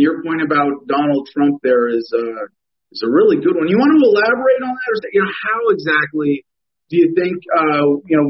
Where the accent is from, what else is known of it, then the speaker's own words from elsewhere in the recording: Arizona, United States; my home state, Arizona here, the great, great state of Arizona, where we live under the wisdom of Governor Doug Ducey